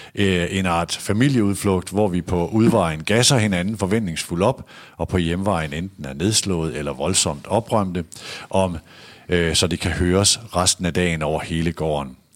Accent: Aalborg, North Denmark Region, Denmark; born or raised there; moved away

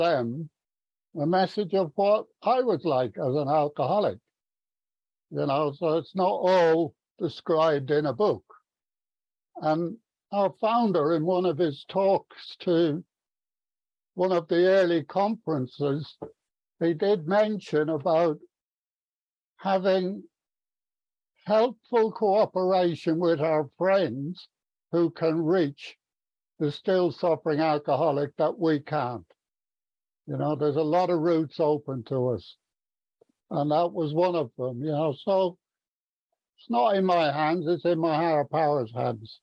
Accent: Ireland; now in Stevenage, United Kingdom; I was brought up in Ireland. Irish Catholic.

